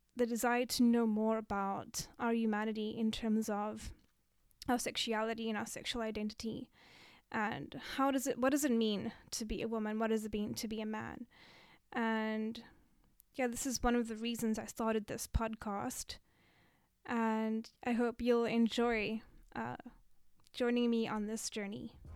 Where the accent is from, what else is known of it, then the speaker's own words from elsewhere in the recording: Cape Town, Western Cape, South Africa; moved away as an adult; now in Japan; I'm from South Africa, Cape Town, really beautiful city